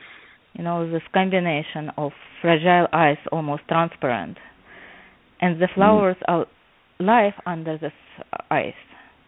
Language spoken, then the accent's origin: English; Odesa, Odesa Oblast, Ukraine; now in New Jersey, United States; As you mentioned, I live right now in New Jersey, but I came here from Odessa, Ukraine, and I never learned art.